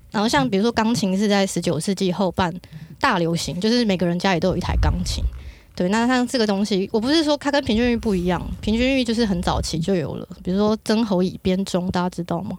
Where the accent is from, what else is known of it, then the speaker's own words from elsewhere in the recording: Kaohsiung, Taiwan; 我是高雄人，然后我小时候家里是住在高雄的那个三凤宫跟玉皇宫附近